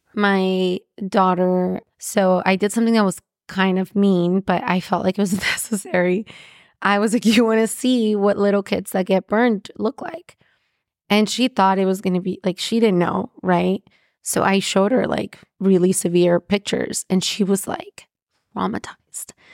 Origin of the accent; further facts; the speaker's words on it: Mexico; I'm from Mexico